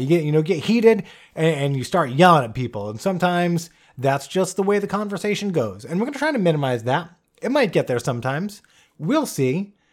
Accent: Bristol, Rhode Island, United States; I grew up in a small town, uh, called Bristol, Rhode Island, uh, which is a very small state, the smallest

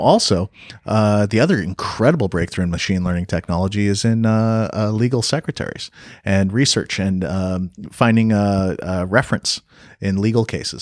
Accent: Canada; also born or lived in Los Angeles, United States / North Carolina, United States / Vancouver, Canada; I'm Canadian

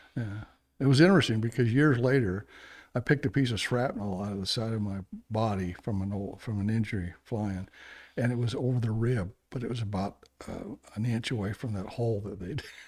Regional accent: Logan, Utah, United States; also born or lived in Pocatello, Idaho; I was born in Logan

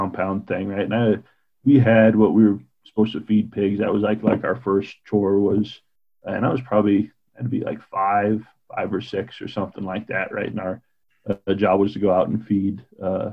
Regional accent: Kinnear, Wyoming, United States; also born or lived in Burns, Oregon / Troy, Montana / Buffalo, New York; we moved here when I was five into Fremont County. So about halfway between Kinnear and Crowheart is where my family had a ranch, and lived there, and then moved into Kinnear, Wyoming.

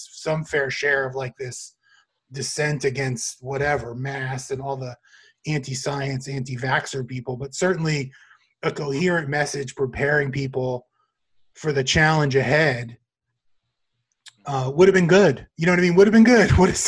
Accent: Florida, United States; I'm from Florida

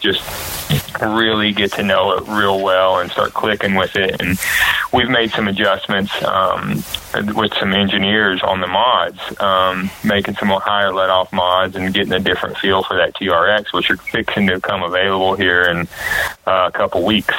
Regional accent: North Carolina, United States; I was from North Carolina.

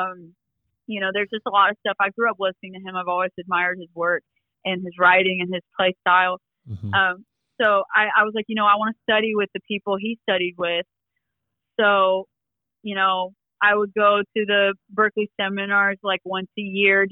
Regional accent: Columbus, Georgia, United States; also born or lived in Cumming, Georgia; I was born and raised in Columbus, Georgia. And then we moved up to Cumming

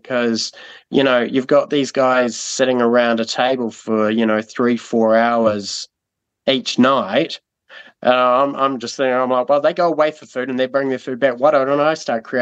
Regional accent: Timaru, Canterbury, New Zealand; also born or lived in Burkes Pass; So before we were in Timaru, I grew up in Burke's Pass

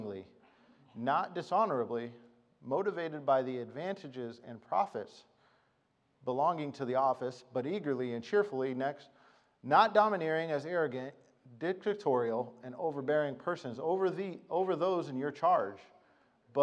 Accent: Arizona, United States; I was from Arizona

